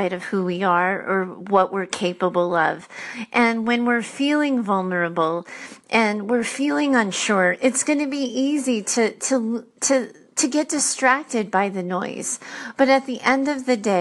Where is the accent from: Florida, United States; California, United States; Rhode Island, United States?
Rhode Island, United States; moved away as an adult; also born or lived in Boston; I grew up in Rhode Island.